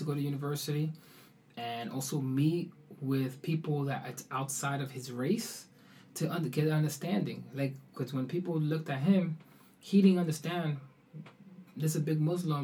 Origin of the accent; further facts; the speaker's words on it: New York, United States; moved away as an adult; also born or lived in Harlem / Oslo, Norway; I was raised in the Bronx